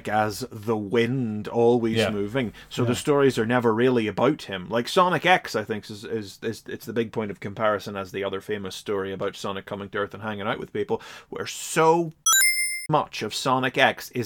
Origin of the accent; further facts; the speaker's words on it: United Kingdom; simply as a British fan or a player of the games